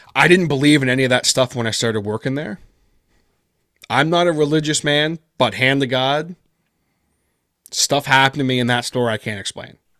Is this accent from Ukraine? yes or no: no; Peterborough, Ontario, Canada; first language English; my hometown here in Peterborough, Ontario